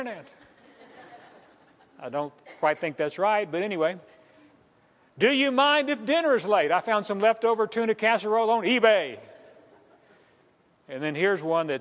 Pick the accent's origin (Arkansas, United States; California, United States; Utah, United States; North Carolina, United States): Arkansas, United States; El Dorado; moved away; the El Dorado newspaper and find out what's going on in my hometown